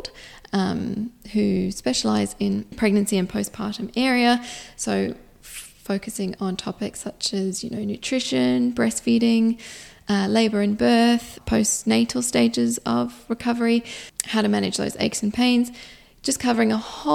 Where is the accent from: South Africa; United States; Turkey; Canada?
South Africa; now in Perth, Australia; I was born in South Africa and then immigrated here to Australia